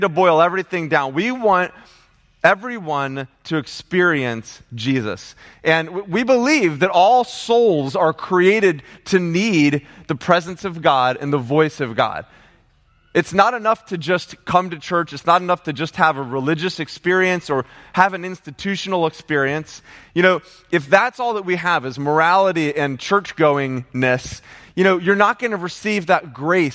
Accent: United States; as American Christians, we're over-taught and under-experienced

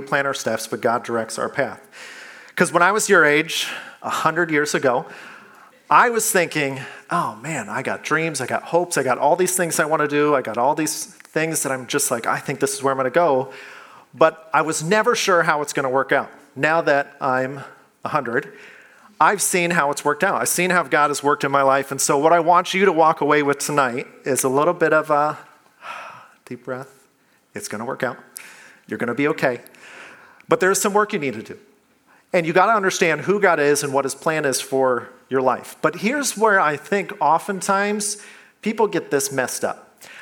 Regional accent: Iowa, United States; moved away; I'm from Iowa

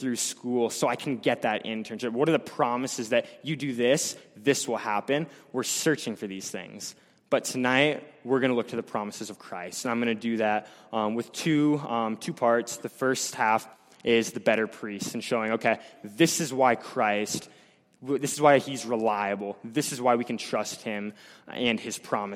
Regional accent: Blair, United States; I'm from Blair.

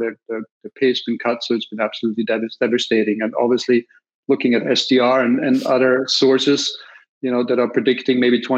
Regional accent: Austria; accent: Austrian; now in Minneapolis, United States; My accent is from Austria. I am based in Minneapolis

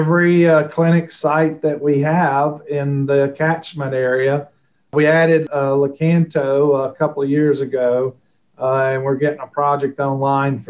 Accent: Alabama, United States; moved away as an adult; also born or lived in Dublin, Georgia / Indianapolis, Indiana / Dayton, Ohio; I'm from Alabama originally.

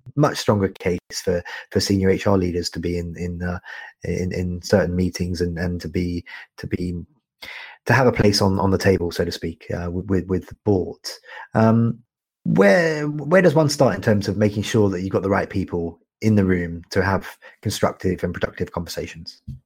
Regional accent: United Kingdom; also born or lived in Canada; I'm a Brit and I'm a Canadian

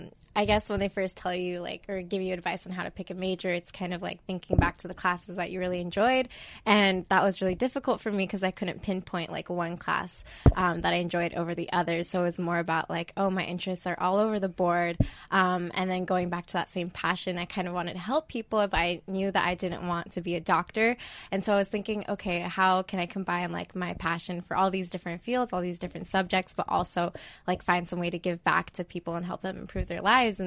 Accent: Boise, Idaho, United States; I'm originally from Boise, Idaho.

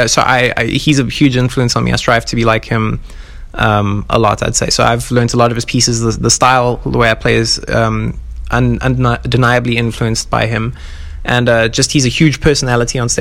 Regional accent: South Africa; I'm from Africa

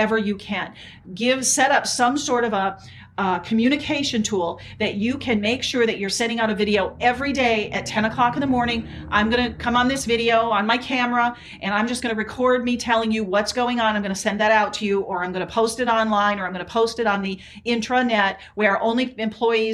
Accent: South Dakota, United States; I grew up in South Dakota, so there was a lot of snow.

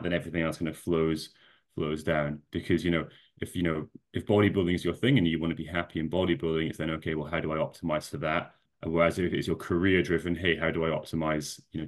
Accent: Scotland, United Kingdom; I know you can't tell from the accent, but I am Scottish.

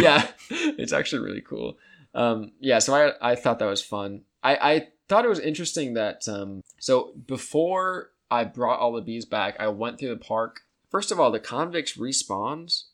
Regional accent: United States; as the American people

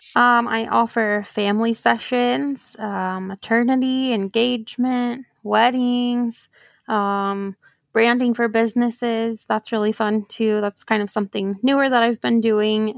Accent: Oklahoma, United States; I was born and raised here in Oklahoma

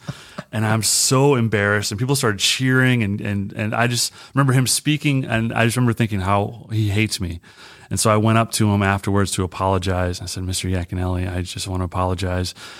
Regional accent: Michigan, United States; also born or lived in Pennsylvania; I was raised in Michigan

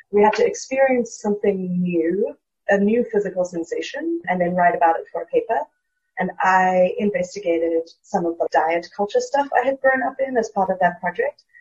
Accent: South Africa; moved away as an adult; now in Brooklyn, United States; I am a South African currently living in Brooklyn. I moved here for grad school

